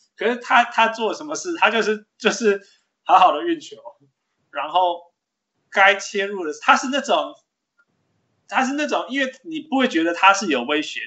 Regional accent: Canada; 他就是我们加拿大人

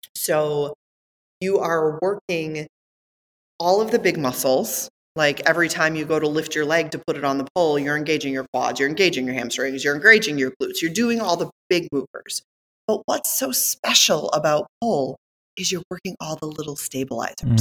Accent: Northeast Wisconsin, United States; moved away as an adult; also born or lived in Australia; I came from Northeast Wisconsin

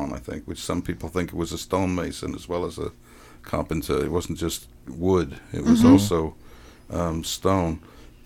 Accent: Wales, United Kingdom; moved away as an adult; now in Texas, United States; I like being Welsh, you know. I was grew up in Wales

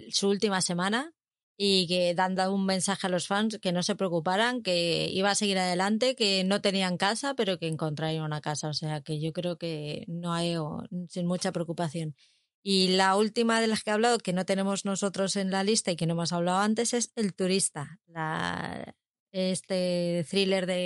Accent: Madrid, Community of Madrid, Spain; soy de San Blas

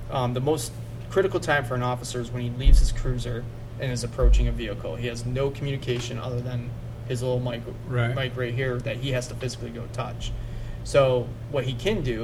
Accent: St. Clair Shores, Michigan, United States; moved away as an adult; I'm from St. Clair Shores

